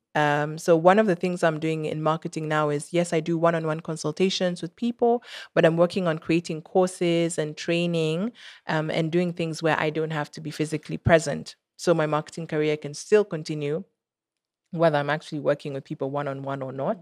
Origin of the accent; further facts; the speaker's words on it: Kenya; I'm Kenyan and I made music and that's Kenyan